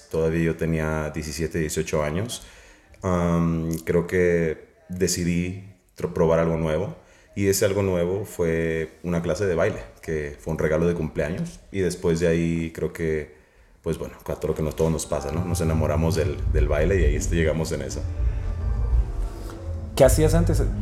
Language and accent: Spanish; Tijuana, Baja California, Mexico; now in United States; yo soy originario de Tijuana, México aunque ahorita tal vez en el ámbito y en el mundo ya, ya no lo parezca, porque como lo dijiste, radicamos en los Estados Unidos